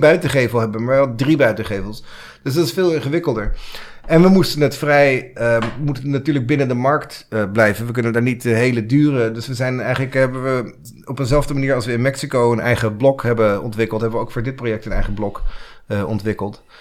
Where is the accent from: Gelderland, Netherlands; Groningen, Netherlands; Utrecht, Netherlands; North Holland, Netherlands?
North Holland, Netherlands; Kennemerland; moved away as an adult; now in New York, United States; ik ben Nederlander, ik, ik kom hier uit het, ken, Kennemerland